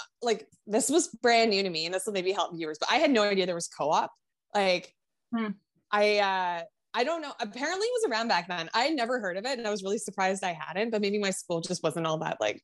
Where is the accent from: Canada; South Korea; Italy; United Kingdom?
Canada; Ottawa, Ontario; I grew up in Ottawa, which had, like, a pretty solid, I mean, it's the capital